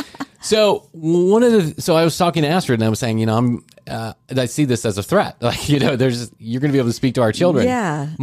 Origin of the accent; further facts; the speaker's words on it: United States; as an American